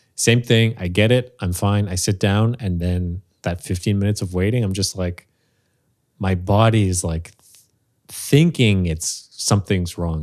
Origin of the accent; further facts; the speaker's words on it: Montreal, Quebec, Canada; Born and raised in Montreal